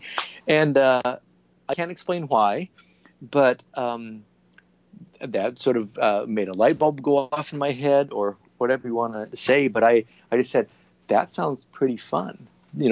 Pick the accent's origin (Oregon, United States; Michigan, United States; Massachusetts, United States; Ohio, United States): Oregon, United States; Portland; moved away as an adult; as a little kid growing up in Portland, Oregon